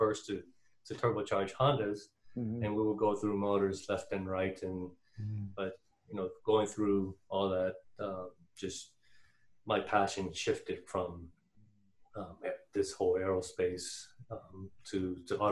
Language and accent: English; Torrance, California, United States; also born or lived in Tustin, California; I grew up in Torrance, but in 94, my parents moved to Tustin because my father's office was in Irvine